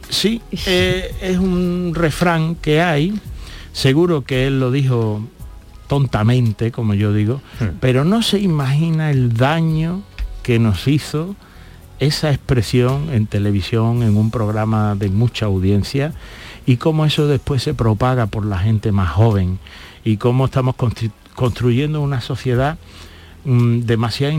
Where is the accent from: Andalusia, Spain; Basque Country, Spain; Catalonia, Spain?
Andalusia, Spain; Andalucía sigue siendo una tierra solidaria